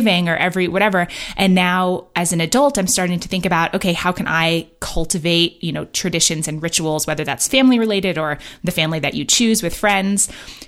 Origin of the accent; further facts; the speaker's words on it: New York, United States; moved away as an adult; also born or lived in London / Los Angeles / San Francisco; now in Bend, United States; I grew up in New York actually as well